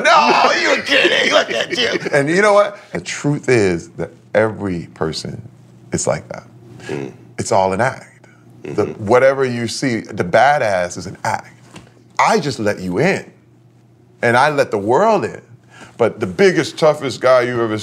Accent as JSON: {"language": "English", "town": "Flint", "region": "Michigan", "country": "United States", "tie": "born or raised there", "said": "Growing up in Flint, Michigan, I saw people who traded their dreams in for security."}